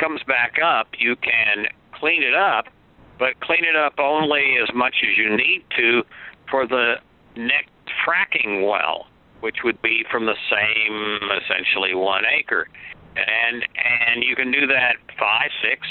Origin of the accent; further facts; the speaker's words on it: Oklahoma, United States; I grew up in Oklahoma, and I was born there